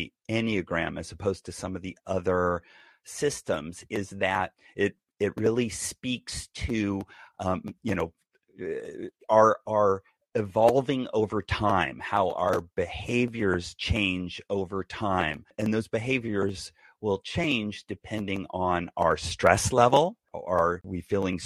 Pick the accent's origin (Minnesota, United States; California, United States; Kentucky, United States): California, United States; Bay Area; also born or lived in San Diego; I was raised in the Bay Area